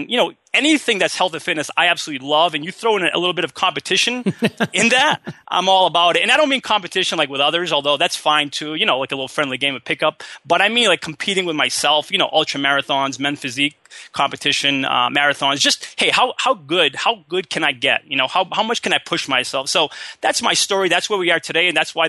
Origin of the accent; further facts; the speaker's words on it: Massachusetts, United States; now in San Diego, United States; I'm originally from Massachusetts.